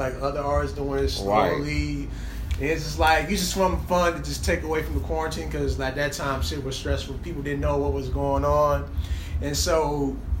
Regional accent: Chicago, Illinois, United States; moved away; I'm originally from Chicago

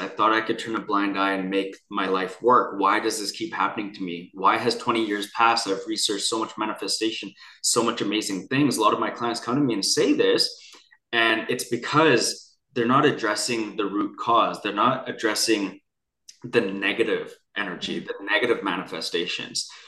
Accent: Vancouver, British Columbia, Canada; I grew up near Chinatown in downtown in Vancouver, British Columbia

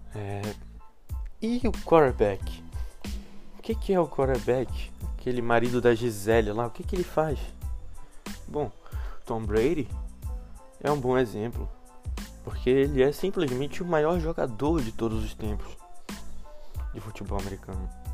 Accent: Brazil; a gente cresceu aqui no Brasil.

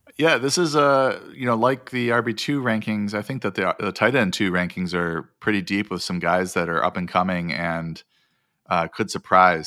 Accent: Wisconsin, United States; now in California, United States; growing up in Wisconsin

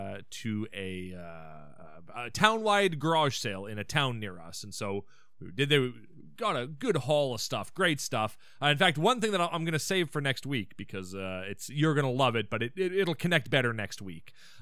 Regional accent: Canada; We're not Haitian. We're Canadian.

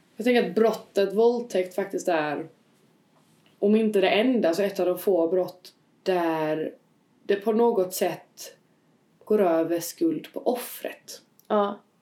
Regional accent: Sweden; jag var svensk medborgare

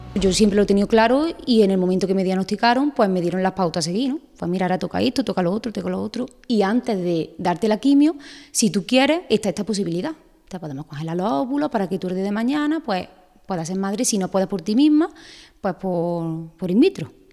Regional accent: Aguilar de la Frontera, Andalusia, Spain; soy de Águila de la Frontera, soy peluquera

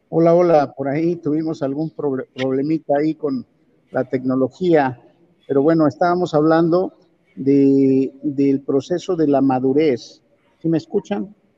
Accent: Mexico; tenemos esa habilidad los mexicanos

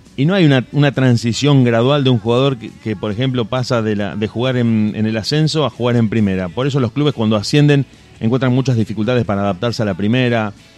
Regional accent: Rosario, Santa Fe, Argentina; somos de esta ciudad, somos de Rosario

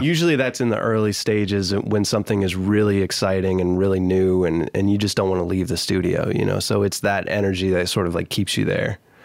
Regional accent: Michigan, United States; moved away as an adult; also born or lived in Danville, Pennsylvania; now in Nashville, United States; my family moved to Michigan when I was, like, nine or ten

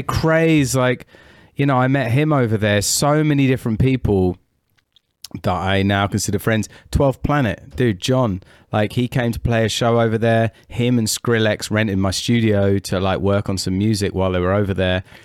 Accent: United Kingdom; I'm British

